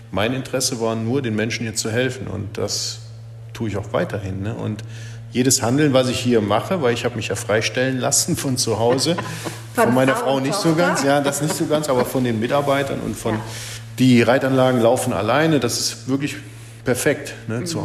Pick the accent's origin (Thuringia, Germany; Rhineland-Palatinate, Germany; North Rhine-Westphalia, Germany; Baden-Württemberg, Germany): North Rhine-Westphalia, Germany; Cologne; Aber ich komme aus Köln ich komme auch nicht von hier, ne?